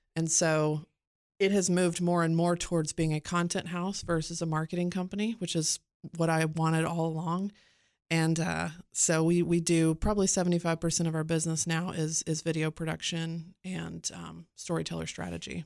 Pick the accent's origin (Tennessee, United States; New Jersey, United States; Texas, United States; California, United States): Tennessee, United States; Cookeville; moved away as an adult; also born or lived in Phoenix / Florida; both my husband and I grew up here in Cookville